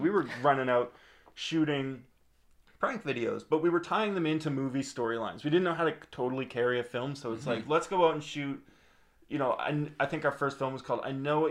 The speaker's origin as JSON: {"language": "English", "region": "Nova Scotia", "country": "Canada", "tie": "born or raised there", "said": "when you're in Nova Scotia and you're in the film industry, because we all were"}